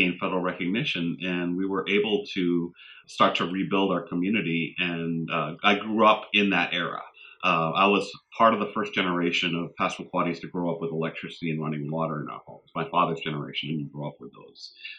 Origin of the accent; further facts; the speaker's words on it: Indian Township, Maine, United States; I was born and raised in Madoknagook, which is Indian Township, Maine, the reservation, the inland reservation for our two communities on the U.S. side. Zibayeg, Pleasant Point is where my father was raised. And I have blood family in both communities.